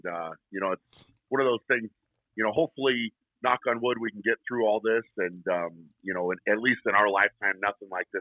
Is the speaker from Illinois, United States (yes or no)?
no; Fort Lupton, Colorado, United States; also born or lived in Brighton, Colorado; I was born and raised in Colorado. I grew up in a small town called Fort Lupton, and we now live in Brighton, which is very close to there